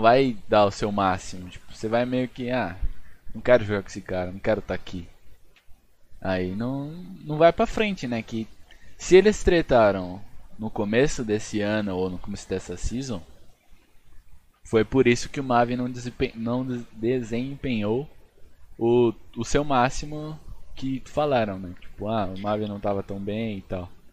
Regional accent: Brazil; A gente é brasileiro

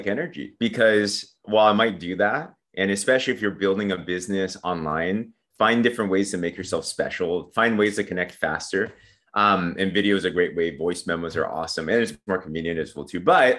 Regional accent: San Diego, California, United States; I grew up in San Diego, California. Okay. Yeah, so pretty much a Cali kid.

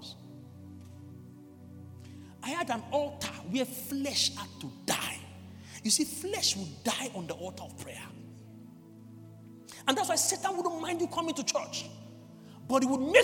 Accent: Lagos, Nigeria; moved away; I grew up in Lagos

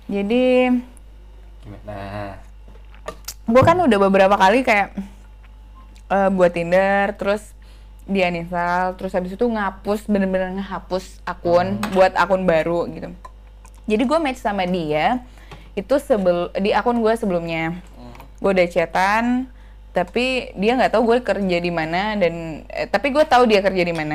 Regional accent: Makassar, South Sulawesi, Indonesia; Dan sedangkan gue kan orang Makassar ya jauh

